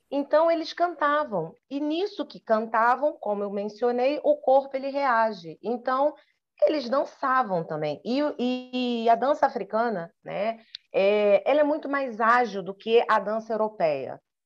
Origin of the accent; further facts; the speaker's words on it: Brazil; eu falava que era do Brasil